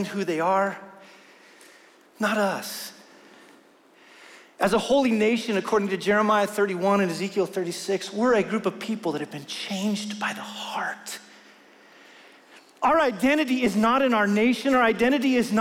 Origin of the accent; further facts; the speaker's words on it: Wyoming, United States; I'm from Wyoming